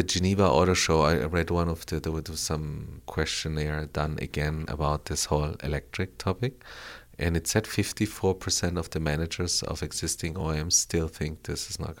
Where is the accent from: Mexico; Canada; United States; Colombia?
Colombia; Bogotá; moved away; also born or lived in Frankfurt, Germany; I grew up in Colombia, yeah. I was born and raised in Colombia.